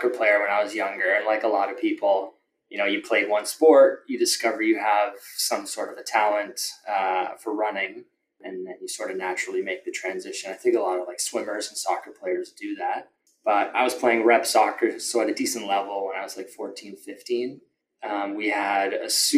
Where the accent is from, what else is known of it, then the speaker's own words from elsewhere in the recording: Toronto, Ontario, Canada; I grew up in Etobicoke